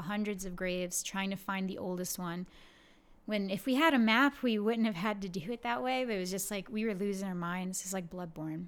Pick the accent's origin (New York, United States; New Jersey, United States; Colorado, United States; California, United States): New York, United States; born or raised there